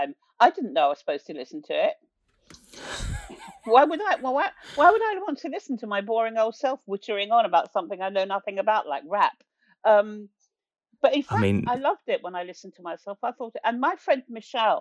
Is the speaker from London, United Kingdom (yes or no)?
yes; London, United Kingdom; born or raised there